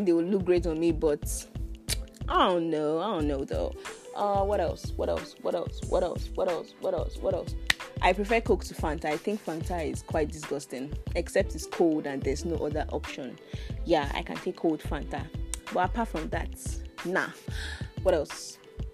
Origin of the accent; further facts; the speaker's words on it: Edo, Nigeria; I am from Edo State.